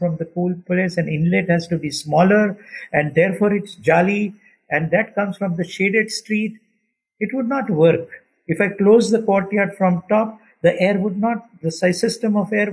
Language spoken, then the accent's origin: English; India; as an Indian, I don't think culturally we have changed so much